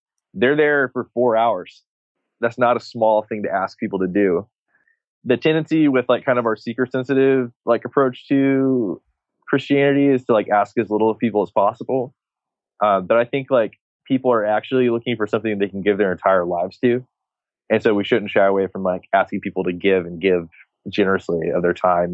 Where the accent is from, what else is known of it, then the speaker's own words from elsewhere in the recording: Texas, United States; I'm from Texas